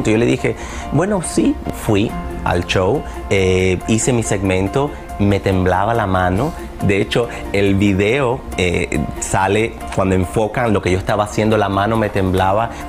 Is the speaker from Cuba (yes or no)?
yes; Cuba; moved away; Cuando llegué de Cuba, veía Despierta América. Nunca me imaginé estar en este show.